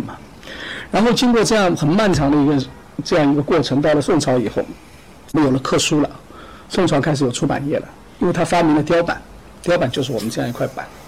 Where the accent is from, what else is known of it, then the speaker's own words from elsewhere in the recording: China; 我们中国人自己的